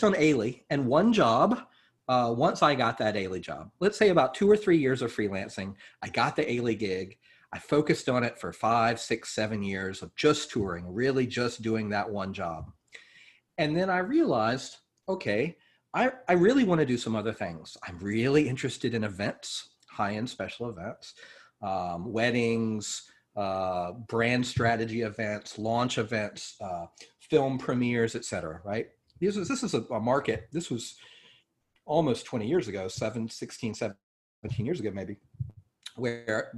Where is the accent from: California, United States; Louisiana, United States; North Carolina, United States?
North Carolina, United States; now in New York, United States; I'm from North Carolina